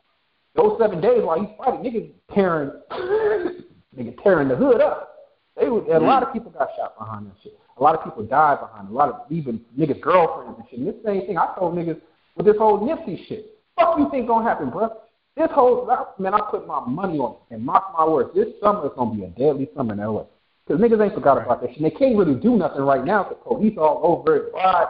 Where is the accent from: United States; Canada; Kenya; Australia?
United States; the Bay Area, California; I'm from Bay, nigga, the Bay